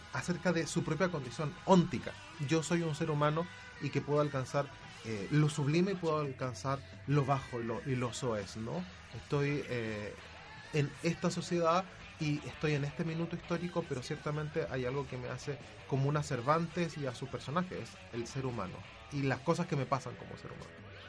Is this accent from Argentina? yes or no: no; Chile; uno como chileno